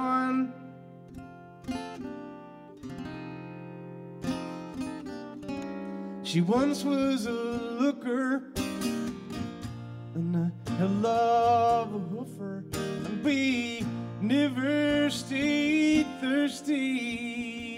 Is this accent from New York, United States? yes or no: yes; New York City, New York, United States; also born or lived in Hawaii; I'm from New York City